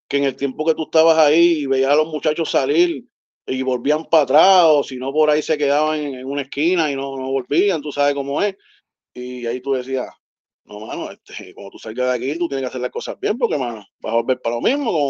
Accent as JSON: {"language": "Spanish", "town": "Río Piedras", "country": "Puerto Rico", "said": "Yo soy de Río Piedras, exactamente de Gipro, del Puerto Rico. allá abajo, del barrio."}